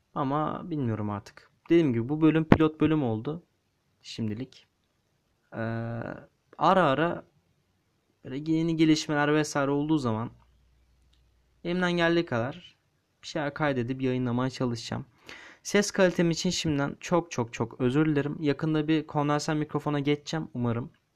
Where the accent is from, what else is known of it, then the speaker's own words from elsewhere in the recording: Istanbul, Turkey; İstanbulluyum dedim. Evet. İstanbul'da yaşıyorum. Doğduğumdan beri buradayım.